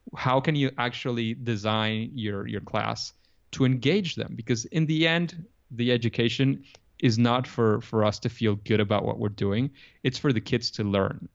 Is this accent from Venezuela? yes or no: yes; Venezuela; English is a second language; I come from Venezuela. I'm I'm from Latin America